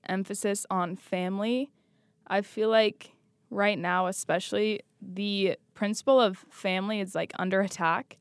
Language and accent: English; Washington, United States; We grew up outside of Utah and we grew up in Washington